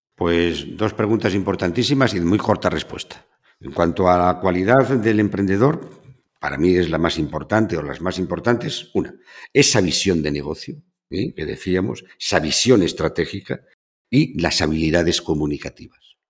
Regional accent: the Duero region, Castile and León, Spain; also born or lived in Seville; de mi tierra, en donde nace el Duero y donde termina.

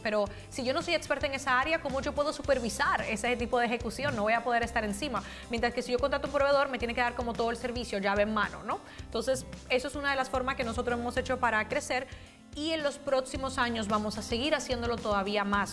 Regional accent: Dominican Republic; also born or lived in Spain; now in United States; yo soy de Dominicana, soy de República Dominicana

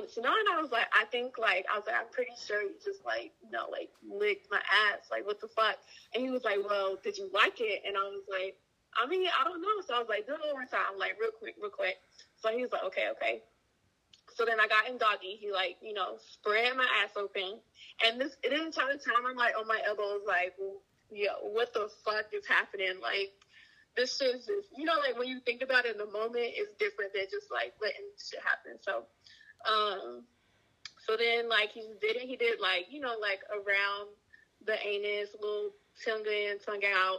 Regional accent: Greensboro, North Carolina, United States; I'm from Greensboro, North Carolina

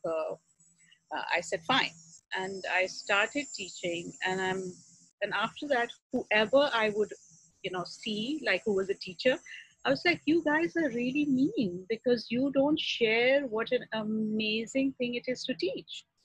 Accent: Pakistan; moved away as an adult; I grew up in Pakistan, and uh, my family is still very much there

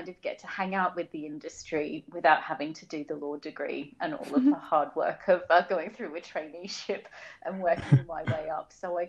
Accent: Wellington Point, Queensland, Australia; So I am actually originally from Australia. I was born and raised in a very small little beach town called Wellington Point in Brisbane in Queensland.

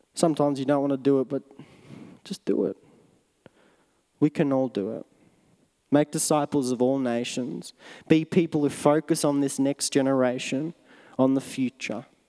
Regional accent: Melbourne, Victoria, Australia; moved away; my hometown in Melbourne, in Australia.

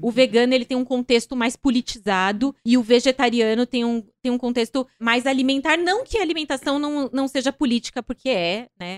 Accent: Mato Grosso do Sul, Brazil; moved away as an adult; now in São Paulo, Brazil; eu nasci em São Paulo, mas eu fui bem cedo pro Mato Grosso do Sul, né, onde meu pai, de onde meu pai veio. E aí fiquei lá, vim para São Paulo de novo com 19 anos.

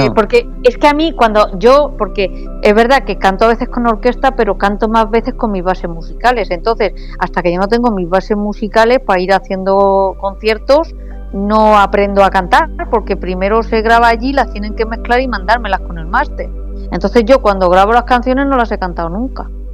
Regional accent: Hellín, Castilla-La Mancha, Spain; soy de La Mancha y vengo a Andalucía a cantar

